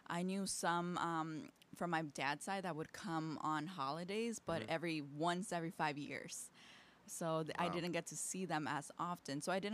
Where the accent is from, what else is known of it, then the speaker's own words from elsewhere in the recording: Aurora, Illinois, United States; Born and raised in Aurora in the East Side.